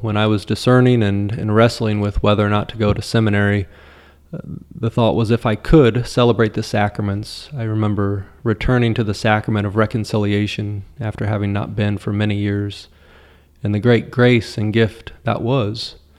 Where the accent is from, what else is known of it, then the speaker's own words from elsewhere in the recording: Marion, Indiana, United States; I grew up in Grant County here in Indiana in our diocese. I attended St. Paul Catholic Church in Marion, Indiana. But we grew up out in the countryside a few miles outside of Marion, closer to Swayze, the only Swayze in the world